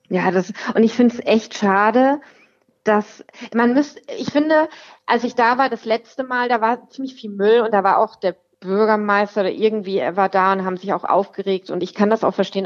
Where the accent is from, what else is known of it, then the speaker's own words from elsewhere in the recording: Rüsselsheim, Hesse, Germany; moved away as an adult; now in Wetterau, Germany; Ich komme aus Rüsselsheim, Alt-Hassloch.